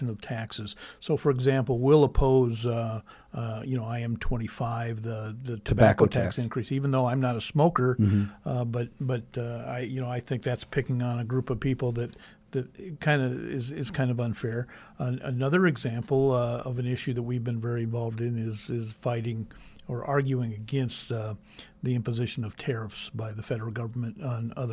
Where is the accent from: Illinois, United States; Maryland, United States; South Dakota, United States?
South Dakota, United States; Pierre; also born or lived in Sioux Falls, South Dakota; I was born here in Sioux Falls, grew up in Pierre.